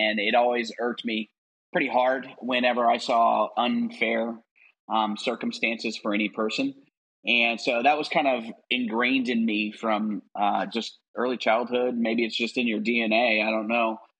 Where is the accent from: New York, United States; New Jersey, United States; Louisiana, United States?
Louisiana, United States; just north of New Orleans; moved away as an adult; now in Alpharetta, United States; I grew up in Louisiana, just north of New Orleans.